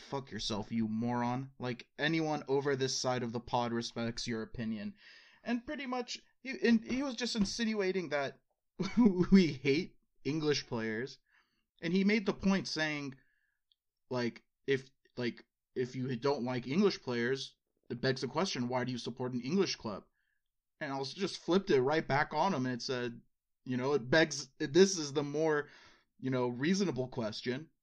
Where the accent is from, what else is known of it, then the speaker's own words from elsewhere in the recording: United States; being American